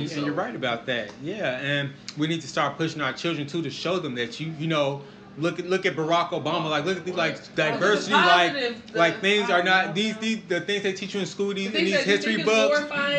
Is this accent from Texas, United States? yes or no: no; Chicago, Illinois, United States; also born or lived in Springfield; growing up in Chicago, I grew up in you know, in the hundreds, I grew up around the thugs and stuff.